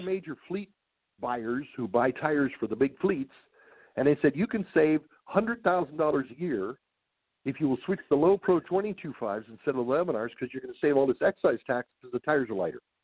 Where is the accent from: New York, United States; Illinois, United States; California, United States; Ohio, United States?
California, United States; San Diego; also born or lived in Highland Park, Michigan; When I was three years old, my, my folks moved to San Diego, and that's where I grew up